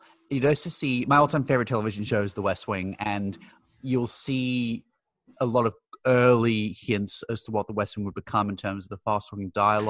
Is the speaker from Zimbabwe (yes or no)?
no; Australia; no, sorry, I'm from Australia.